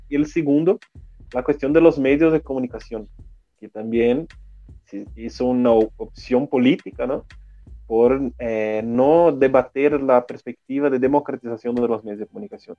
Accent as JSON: {"language": "Spanish", "region": "Rio Grande do Sul", "country": "Brazil", "second_language": "Spanish", "moved": "as an adult", "lives_now": "São Paulo, Brazil", "said": "Yo soy gaucho también, de Río Grande"}